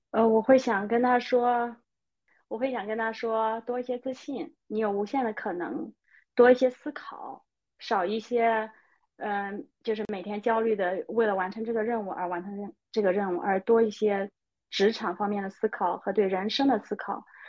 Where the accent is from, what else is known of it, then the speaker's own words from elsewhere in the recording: China; moved away as an adult; now in Sweden; 我是中国人，我代表中国